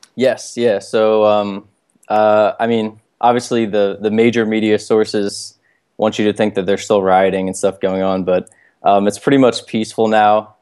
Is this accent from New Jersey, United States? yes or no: no; Baltimore, Maryland, United States; I'm born and raised here in Baltimore